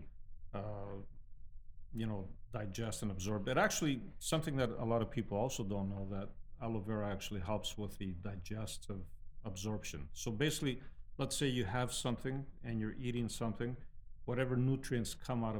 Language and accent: English; Greece; also born or lived in Toronto, Canada; now in Windsor, Canada; I grew up in Greece